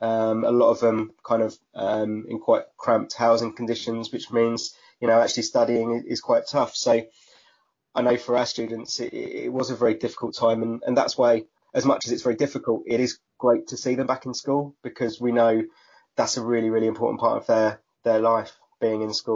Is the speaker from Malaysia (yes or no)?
no; Southend-on-Sea, East of England, United Kingdom; So I grew up just in a little village outside of a town called Southend-on-Sea. Southend is relatively well known. It's got the longest pleasure pier in the world, one of our claims to fame.